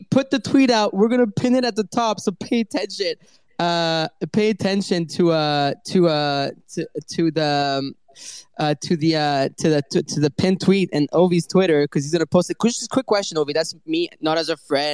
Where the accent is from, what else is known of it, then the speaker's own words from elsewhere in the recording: Paris, Île-de-France, France; it's my hometown.